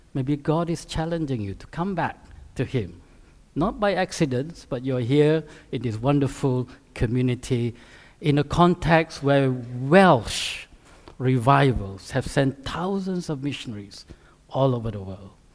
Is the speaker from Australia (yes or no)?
no; Malaysia; moved away as an adult; also born or lived in Canada / United States / Singapore; now in United Kingdom; I grew up in Malaysia, which is a Muslim country, uh, as a high school, A levels